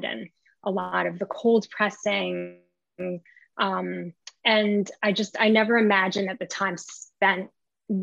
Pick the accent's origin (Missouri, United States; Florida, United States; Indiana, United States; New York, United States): New York, United States; also born or lived in Israel; I was raised in New York, and they sent me to Israel every summer